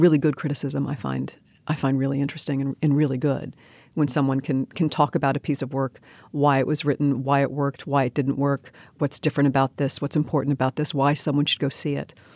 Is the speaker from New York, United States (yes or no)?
yes; New York City, New York, United States; I grew up in New York City.